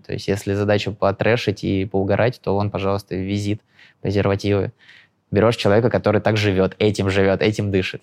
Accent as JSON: {"language": "Russian", "town": "Lyubertsy", "region": "Moscow Oblast", "country": "Russia", "said": "со своего района, с Желебинского, я из Люберец, ну, типа, из Желебина, Люберец"}